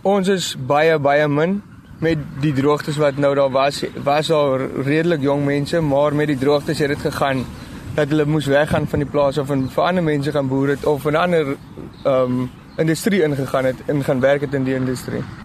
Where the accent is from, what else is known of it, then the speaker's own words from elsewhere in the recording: Springbok, Northern Cape, South Africa; Ek is van van Springbok af